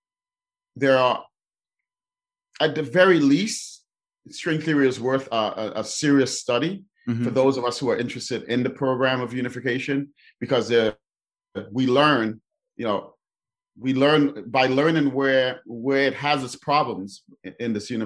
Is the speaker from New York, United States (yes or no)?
yes; New York City, New York, United States; I grew up in New York City in the Bronx